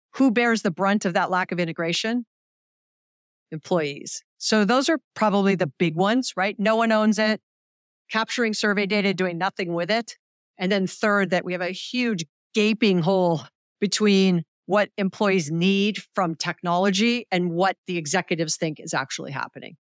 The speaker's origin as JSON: {"language": "English", "region": "Hawaii", "country": "United States", "said": "I'm from Hawaii"}